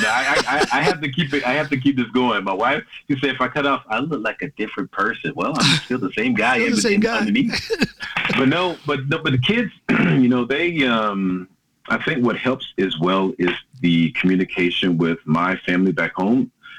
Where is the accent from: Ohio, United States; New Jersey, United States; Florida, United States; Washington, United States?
Florida, United States; Jacksonville; moved away as an adult; also born or lived in New York / Tallahassee, Florida; now in Norway; my father was a police officer as well in Jacksonville, Florida. That's my hometown city.